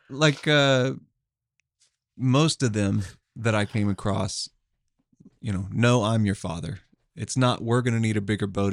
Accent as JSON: {"language": "English", "town": "Tulsa", "region": "Oklahoma", "country": "United States", "said": "I'm from Tulsa"}